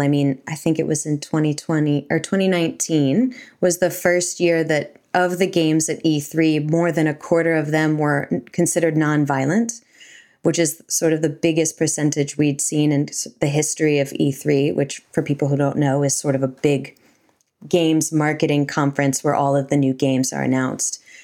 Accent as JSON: {"language": "English", "country": "United States", "moved": "yes", "lives_now": "New Zealand", "said": "I'm from America"}